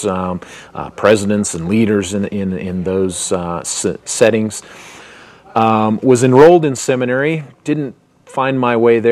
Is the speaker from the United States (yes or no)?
yes; Salt Lake City, Utah, United States; I was born and raised here in Salt Lake City, Utah